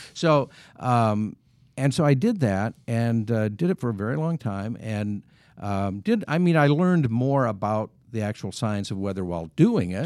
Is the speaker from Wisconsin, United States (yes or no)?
yes; Wisconsin, United States; moved away as an adult; now in Kansas City, United States; I grew up in Wisconsin